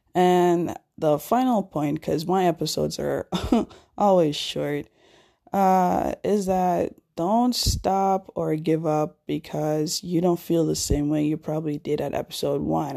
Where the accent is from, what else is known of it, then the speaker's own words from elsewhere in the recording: Jamaica; my hometown, Jamaica